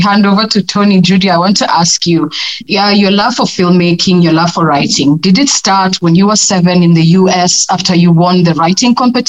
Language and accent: English; Kenya